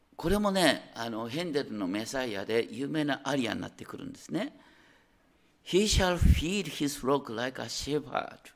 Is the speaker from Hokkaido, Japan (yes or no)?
yes; Higashikawa, Hokkaido, Japan; now in Tokyo, Japan; 私の田舎北海道に行きましょう大雪山の麓東川町ってあるんだ